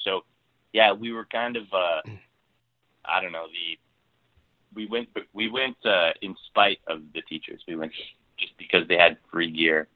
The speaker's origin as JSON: {"language": "English", "region": "Ontario", "country": "Canada", "moved": "yes", "lives_now": "Vancouver, Canada", "said": "I'm from Ontario originally"}